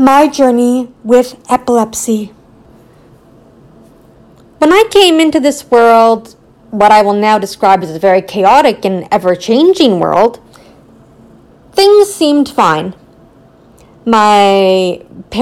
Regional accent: Richmond Hill, Ontario, Canada; I was born in Richmond Hill, Ontario

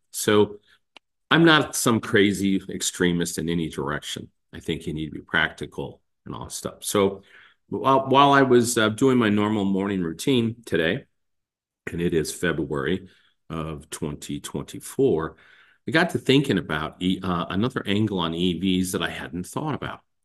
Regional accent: the West, United States; growing up in the West

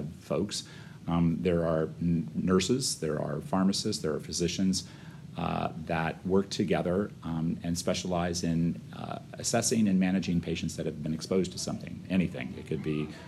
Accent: Florida, United States; also born or lived in Omaha, Nebraska / San Diego / Louisiana; come back to my home state of Florida

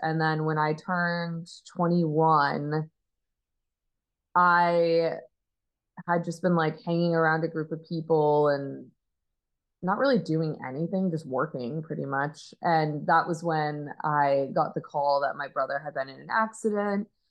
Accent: Arizona, United States; I grew up in Arizona

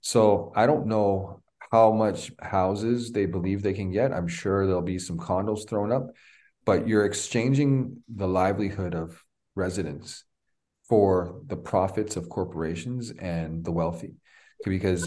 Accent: Toronto, Ontario, Canada; I'm born and raised in Toronto, 49 years old

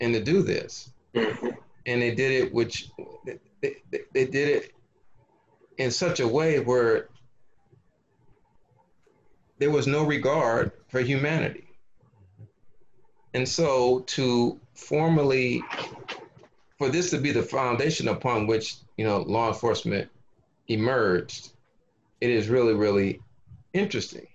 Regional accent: Los Angeles, California, United States; I grew up in South Los Angeles

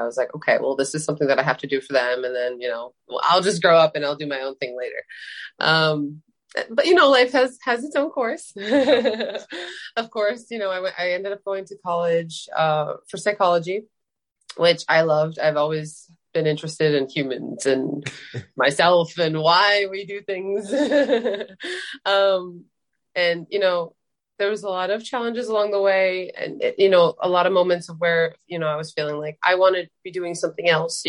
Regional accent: Albania; also born or lived in Germany; now in Boston, United States; I'm originally from Albania. I was born there, moved to Germany for a few years, went back to Albania. It's like a whole journey. And then finally landed in the US, just outside of Boston

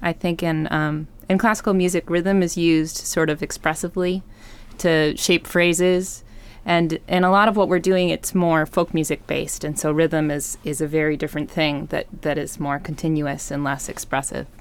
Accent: Wisconsin, United States; moved away; also born or lived in San Francisco; I grew up in Wisconsin

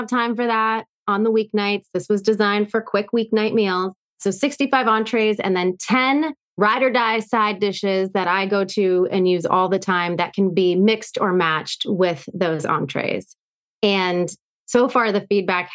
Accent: Erie, Pennsylvania, United States; now in Boston, United States; This was in Erie, Pennsylvania, where I grew up.

